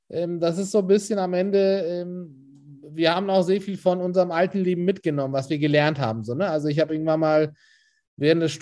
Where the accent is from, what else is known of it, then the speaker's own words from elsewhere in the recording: Istanbul, Turkey; also born or lived in Spain; now in Hamburg, Germany; also ich bin in Istanbul aufgewachsen, 2000 nach Spanien, zwei Jahre da Abi gemacht und 2002 dann nach Hamburg